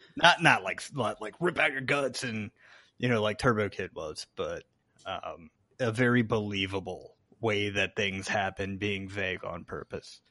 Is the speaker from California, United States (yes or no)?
no; Chesapeake, Virginia, United States; I even remember a house on, like, Margaret Booker Drive in, in Chesapeake, Virginia